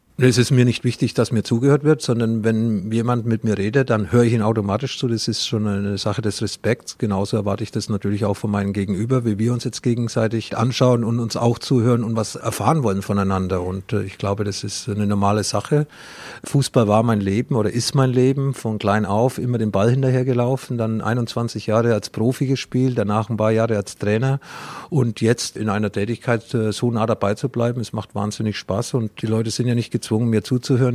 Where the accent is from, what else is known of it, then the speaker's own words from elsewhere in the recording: Franconia, Bavaria, Germany; accent: Franconian dialect; wir in dem Bereich im Frankenland